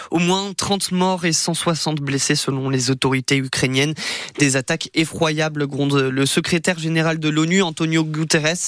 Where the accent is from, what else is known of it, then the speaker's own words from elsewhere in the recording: Austria; Je viens d'Autriche, là-bas on n'a pas la mer.